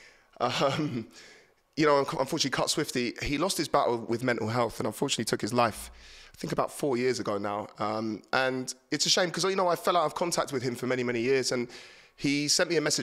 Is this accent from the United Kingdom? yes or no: yes; Horsham, South East England, United Kingdom; my hometown in Horsham